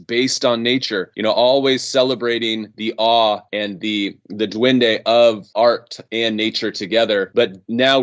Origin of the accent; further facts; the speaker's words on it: right outside of Yosemite, California, United States; I grew up right outside of Yosemite